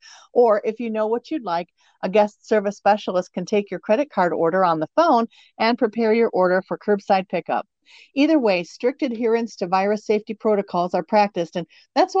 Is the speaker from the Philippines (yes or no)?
no; Eau Claire, Michigan, United States; I grew up in Eau Claire during the time of the initial issues with the desegregation case and the subsequent busing issues.